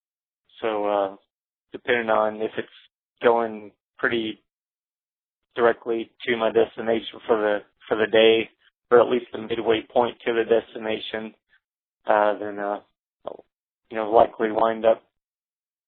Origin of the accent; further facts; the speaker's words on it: Alexandria, Louisiana, United States; moved away; also born or lived in Shreveport, Louisiana; when I lived in North Louisiana for about 5 years in my hometown of Alexandria, Pineville